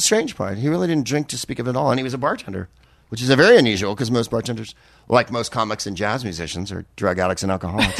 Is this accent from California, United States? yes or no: yes; San Carlos, California, United States; also born or lived in San Francisco / San Mateo; I grew up in San Carlos, California